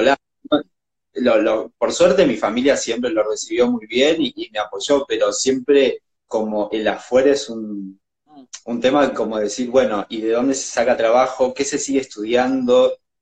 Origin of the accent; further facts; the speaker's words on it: Jujuy, Argentina; moved away as an adult; now in Buenos Aires, Argentina; yo soy de Jujuy